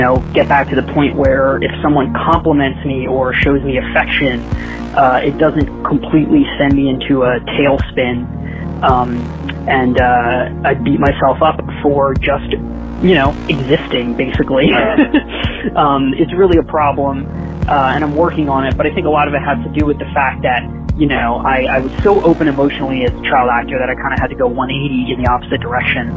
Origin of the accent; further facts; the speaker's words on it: Los Angeles, California, United States; I'm in L.A. I was raised in the Valley, actually, 818 baby